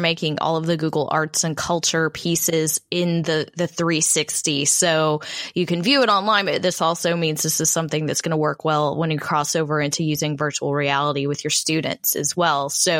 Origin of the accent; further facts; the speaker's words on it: Texas, United States; accent: Texas; Please don't give me a hard time with my Texas accent here.